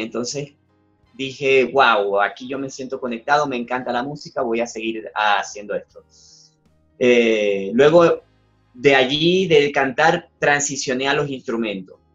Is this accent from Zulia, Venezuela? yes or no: yes; Zulia, Venezuela; moved away; de allá, de, mi, estado, donde yo vivía, de mi región, del Zulia, que es la segunda ciudad más grande de Venezuela